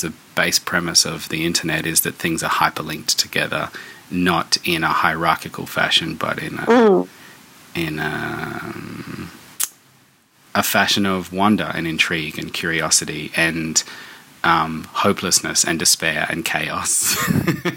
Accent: Darwin, Northern Territory, Australia; moved away as an adult; also born or lived in Melbourne; my hometown where I grew up

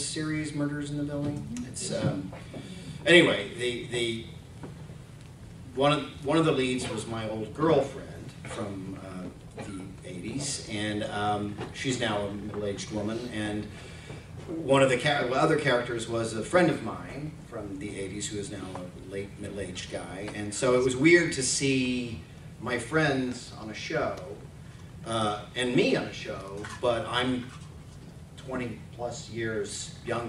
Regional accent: Arkansas, United States; moved away; I grew up in Arkansas in kind of a rural area

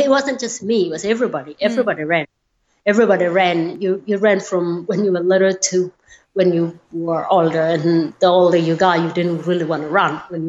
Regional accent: Kenya; You know, I had a happy childhood. It is different because it's a different culture.

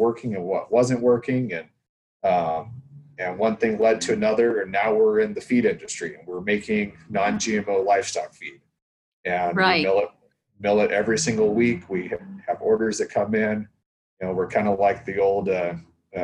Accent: Idaho, United States; also born or lived in Kansas; now in Washington, United States; I was born and raised in Idaho

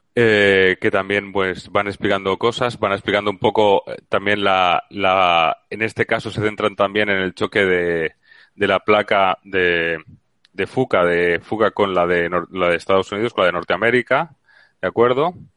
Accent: Valencia, Valencian Community, Spain; now in Seville, Spain; Valencia, que es de donde yo soy

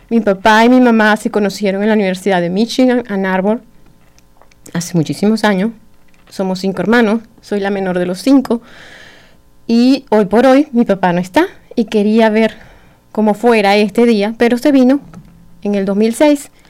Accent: Caracas, Capital District, Venezuela; also born or lived in Ciudad Bolívar; now in Bloomington, United States; eh, de pequeña en Caracas, nací en Caracas

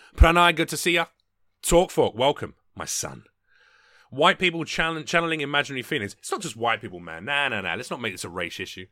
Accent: London, United Kingdom; moved away as an adult; now in United States; my local M P, back in England, so back in London

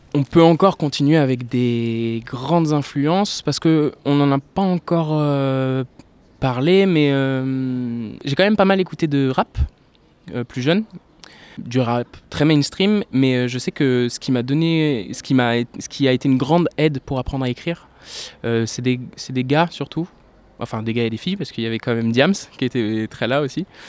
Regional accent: La Rochelle, Nouvelle-Aquitaine, France; moved away as an adult; also born or lived in Poitiers / Montségur; now in Bordeaux, France; À l'âge de 8 ans, j'ai déménagé à La Rochelle, donc j'ai grandi euh, majoritairement à La Rochelle.

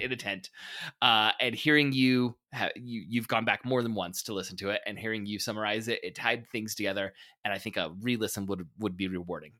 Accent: United States

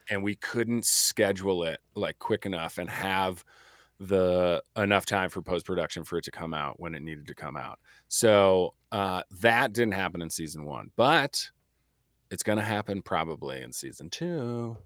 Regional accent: Midwest, United States; growing up in the Midwest, right, like, as a pool rat in the summer

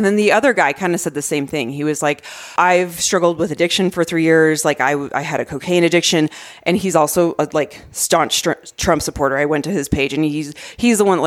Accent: Arizona, United States; I grew up in Arizona

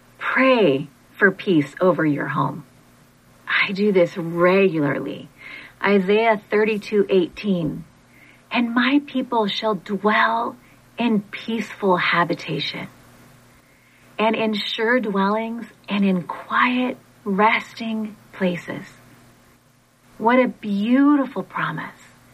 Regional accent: Monterey, California, United States; also born or lived in Portland, Oregon; So when I was 5, we moved from Portland, Oregon, my family, from Portland, Oregon to Monterey, California.

